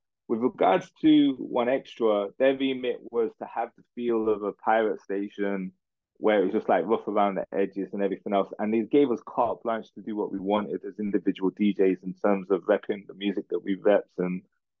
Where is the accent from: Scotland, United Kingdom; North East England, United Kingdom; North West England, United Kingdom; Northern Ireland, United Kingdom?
North West England, United Kingdom; Manchester; like from when I came through from Manchester, reputation and relationships, I need to do radio excellence.